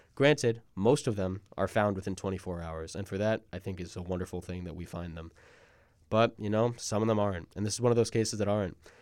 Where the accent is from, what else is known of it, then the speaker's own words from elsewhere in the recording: Long Island, New York, United States; Gabby Petito's hometown, Blue Point, is about twenty minutes from my hometown